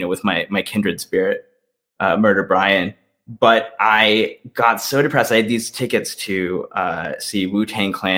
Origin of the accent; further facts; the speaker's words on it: East Central Illinois, United States; also born or lived in Upstate New York; now in New York, United States; I grew up in Southern Illinois, and people back home get mad when I say that. I'm from East Central Illinois